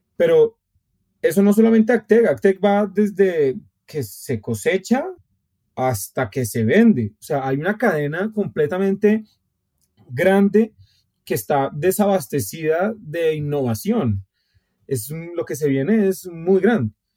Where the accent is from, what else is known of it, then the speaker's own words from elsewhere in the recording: Colombia; somos colombianos